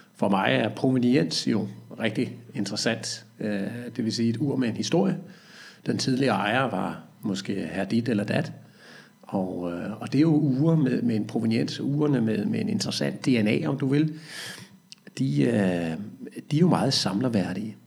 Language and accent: Danish; Næstved, Zealand, Denmark; jeg er fra Næstød